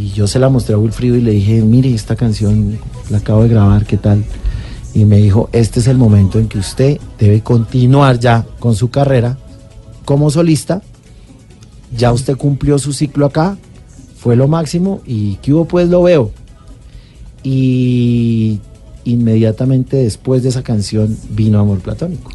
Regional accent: Bogotá, Colombia; yo nací en Bogotá

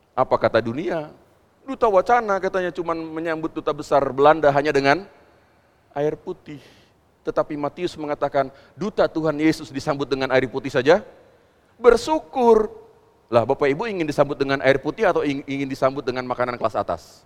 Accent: West Java, Indonesia; kita kan orang Jawa Barat

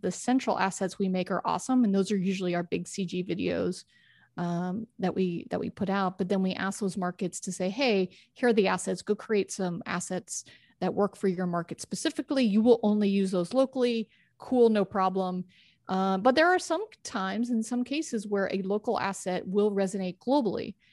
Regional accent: Texas, United States; also born or lived in New York (family); I grew up in Texas

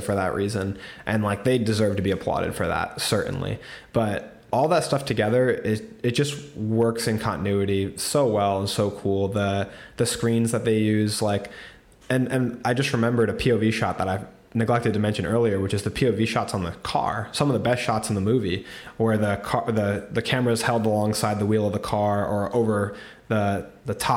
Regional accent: United States; I'm American

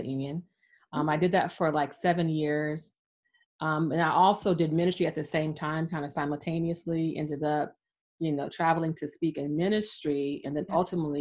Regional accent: California, United States; moved away as an adult; now in Atlanta, United States; I grew up in sunny California. I was there for 40 years, 40. And now I'm in Atlanta, Georgia

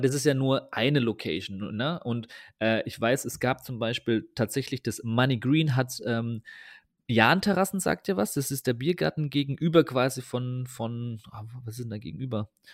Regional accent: Germany; ich komme ja aus dem Taubertal

